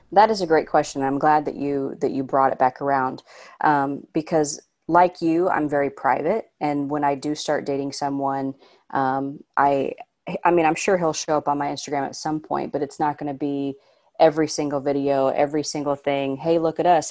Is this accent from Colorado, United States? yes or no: no; Indiana, United States; now in Los Angeles, United States; I'm from Indiana, but I genuinely thought when I moved to L